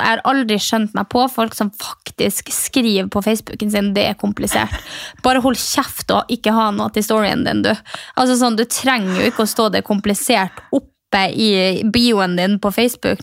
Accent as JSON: {"language": "Norwegian", "town": "Mehamn", "region": "Finnmark", "country": "Norway", "moved": "yes", "said": "fra Mehamn, der jeg kommer fra"}